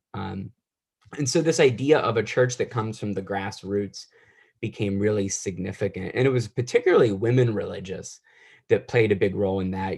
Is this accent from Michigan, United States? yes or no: no; Wheeling, West Virginia, United States; moved away; also born or lived in Boston; I grew up in Wheeling, West Virginia